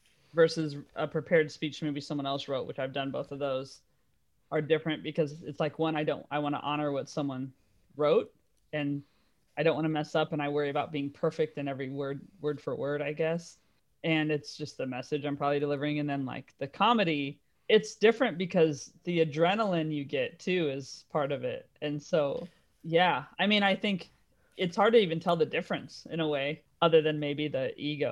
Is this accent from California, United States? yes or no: yes; California, United States; moved away as an adult; also born or lived in New York / Dallas; now in London, United Kingdom; I was in California and I moved to New York. And that was the first time I'd moved out of California when I was like 30